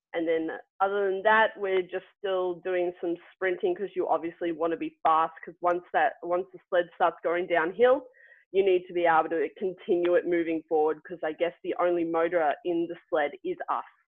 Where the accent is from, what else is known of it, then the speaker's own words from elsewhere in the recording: Melbourne, Victoria, Australia; now in Wiesbaden, Germany; I'm from Melbourne